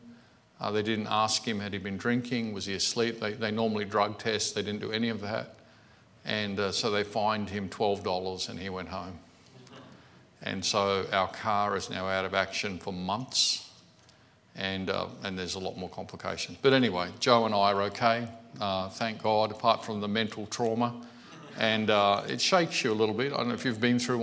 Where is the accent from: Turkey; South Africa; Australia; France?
Australia; I'm an Australian Christian. I was saved in this country